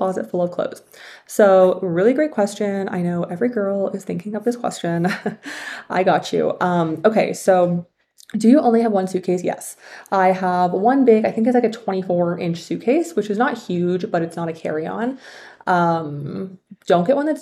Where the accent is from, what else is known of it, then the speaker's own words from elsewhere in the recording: Canada; moved away as an adult; also born or lived in China; I was born and raised in Canada